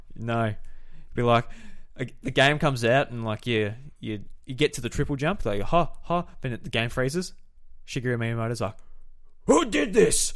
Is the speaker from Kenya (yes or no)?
no; Australia